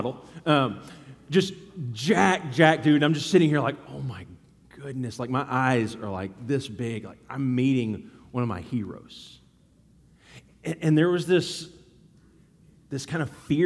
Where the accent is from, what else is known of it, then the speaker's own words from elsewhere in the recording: Dallas, Texas, United States; I grew up in Texas and Dallas